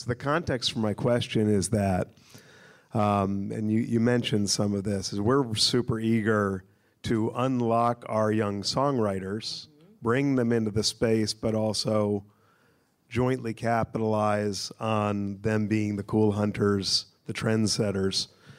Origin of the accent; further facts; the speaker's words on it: New York City, New York, United States; And I'm a New Yorker too, so I forgive you.